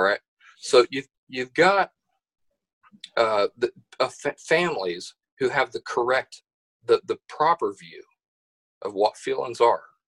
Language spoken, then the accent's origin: English; Appalachia, United States; also born or lived in West Virginia / Kentucky; I'm from the I'm from Appalachia